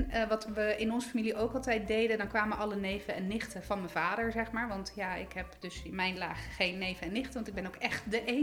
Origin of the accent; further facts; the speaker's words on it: Italy; nou ja, goed, ik ben Italiaans, dus altijd lekker eten. In Italië heb je dan meer de traditie van die pranzo di Natale.